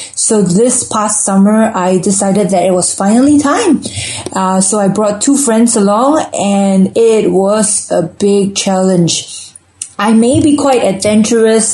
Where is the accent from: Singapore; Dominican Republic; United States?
Singapore; moved away as an adult; also born or lived in London; growing up in Singapore, we're a pretty consumeristic society